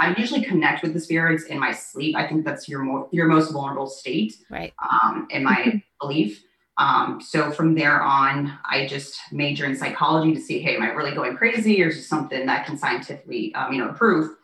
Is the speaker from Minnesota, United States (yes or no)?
no; Naples, Florida, United States; also born or lived in Wichita, Kansas; I was raised and currently reside in Naples, Florida.